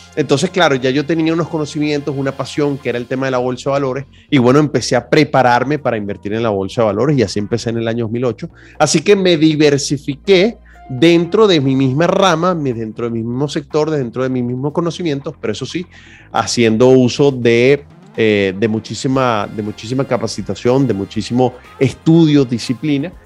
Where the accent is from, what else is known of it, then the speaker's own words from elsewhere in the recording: Venezuela; moved away as an adult; Yo como venezolano lo viví